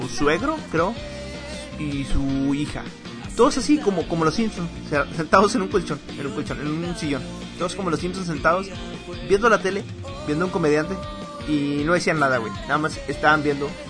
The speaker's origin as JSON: {"language": "Spanish", "country": "Mexico", "said": "a mí también me interesa como mexicano"}